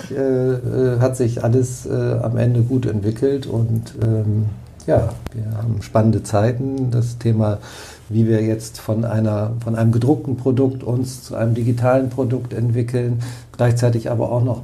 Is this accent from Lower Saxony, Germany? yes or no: yes; Oldenburg, Lower Saxony, Germany; born there; also born or lived in Bremen; Nee, ich bin in Oldenburg geboren.